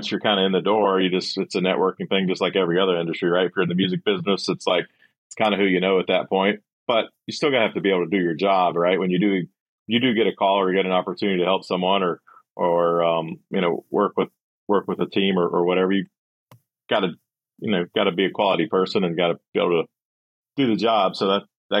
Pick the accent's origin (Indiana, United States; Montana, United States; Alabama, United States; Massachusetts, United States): Alabama, United States; Gulf Coast of; I grew up down on the Gulf Coast of Alabama